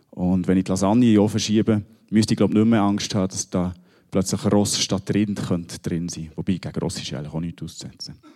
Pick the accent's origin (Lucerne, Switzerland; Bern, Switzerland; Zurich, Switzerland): Bern, Switzerland; Ich komme aus dem Berner Oberland.